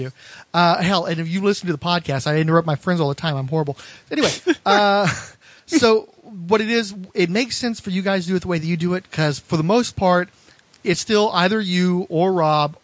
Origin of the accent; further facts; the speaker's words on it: Texas, United States; I'm from Texas